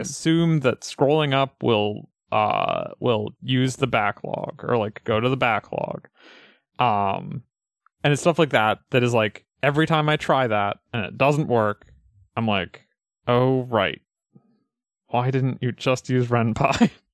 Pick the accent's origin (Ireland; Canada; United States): United States; Pioneer Valley, Massachusetts; I grew up in the Pioneer Valley